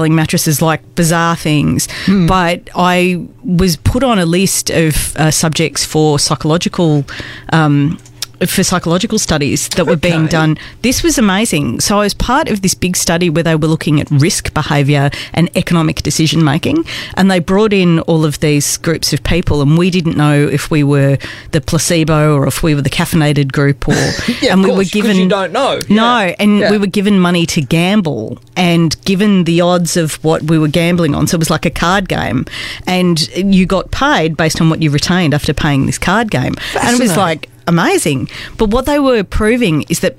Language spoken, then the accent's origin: English; Wollongong, New South Wales, Australia; moved away as an adult; also born or lived in Melbourne; I'm originally from Sydney, Wollongong